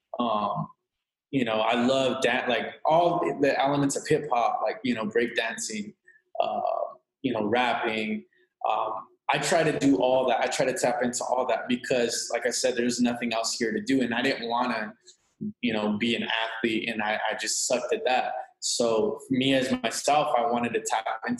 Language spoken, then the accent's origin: English; Imperial Valley, California, United States; also born or lived in Los Angeles, California; I'm from the Imperial Valley, California. It's a border town, a border city, and a border county